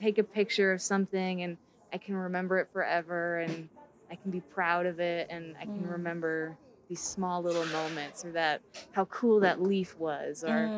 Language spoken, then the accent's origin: English; Iowa, United States; also born or lived in Wisconsin; I'm from Iowa.